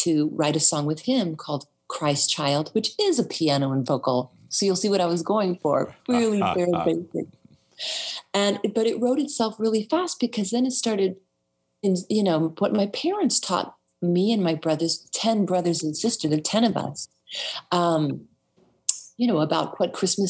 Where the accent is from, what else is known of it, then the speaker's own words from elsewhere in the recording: San Antonio, Texas, United States; my hometown of San Antonio